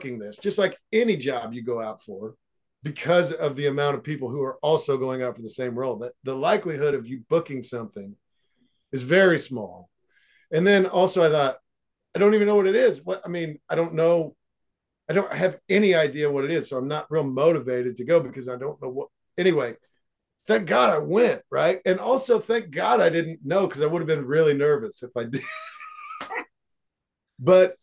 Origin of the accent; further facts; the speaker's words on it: Seymour, Indiana, United States; moved away as an adult; also born or lived in Los Angeles; I live in my hometown, right, where I grew up, and it's a small town